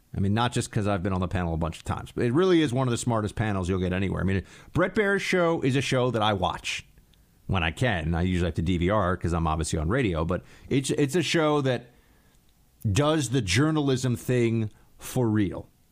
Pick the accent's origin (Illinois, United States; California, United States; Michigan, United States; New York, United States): New York, United States; New York State, my home state